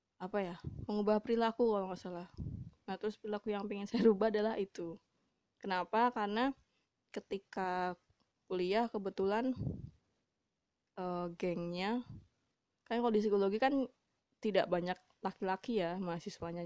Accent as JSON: {"language": "Indonesian", "region": "Java", "country": "Indonesia", "said": "saya sebenarnya orang Jawa"}